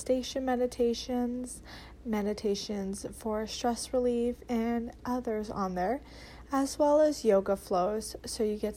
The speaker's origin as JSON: {"language": "English", "country": "Canada", "said": "as a Canadian myself"}